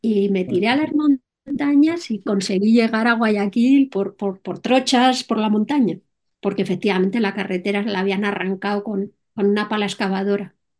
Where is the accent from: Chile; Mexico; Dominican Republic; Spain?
Spain; Madrid, Community of Madrid; soy española, eh, más concretamente de Madrid